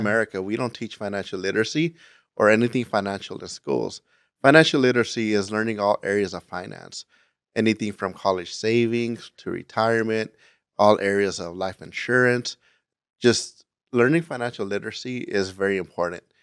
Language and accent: English; Gardena, California, United States; moved away as an adult; I am from Gardena, California, uh, which is in Los Angeles County, and I lived there until I joined the military right after high school